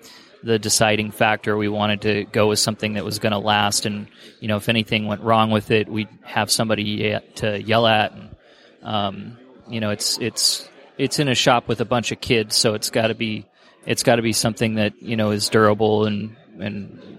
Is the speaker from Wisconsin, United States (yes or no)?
no; Walnut Creek, California, United States; Walnut Creek, California.